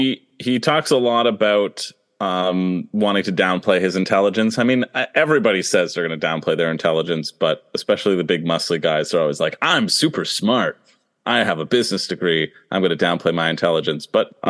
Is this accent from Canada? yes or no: yes; Canada; And I was like, hey, I'm Canadian. What the heck? You didn't put us on season 43.